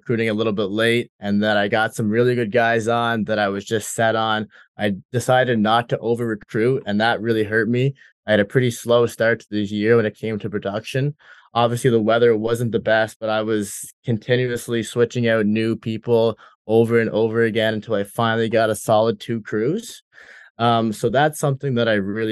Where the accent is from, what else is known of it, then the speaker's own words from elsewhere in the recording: Summerside, Prince Edward Island, Canada; my hometown a little more, Summerside